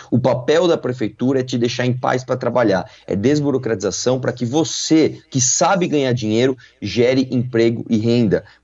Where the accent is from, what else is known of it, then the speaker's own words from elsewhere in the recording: São Paulo, Brazil; nasci em São Paulo, cresci em São Paulo, trabalhei aqui a vida inteira